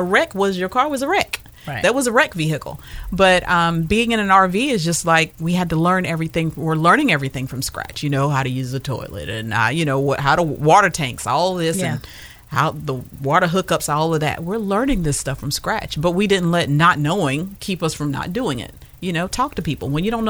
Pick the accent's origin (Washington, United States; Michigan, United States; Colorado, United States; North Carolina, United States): North Carolina, United States; unlike the rest of us, we came from North Carolina. So we don't have a problem with letting go.